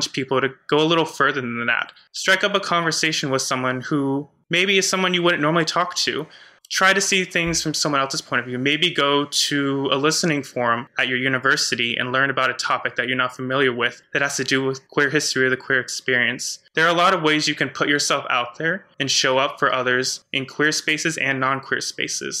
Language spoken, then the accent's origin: English; United States; I was raised in the Catholic Church in a very conservative part of the U.S.